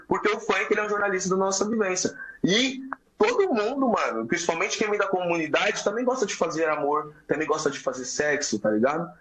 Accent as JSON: {"language": "Portuguese", "region": "São Paulo", "country": "Brazil", "tie": "born or raised there", "said": "Eu fui nascido na Cracolândia, boca do lixo"}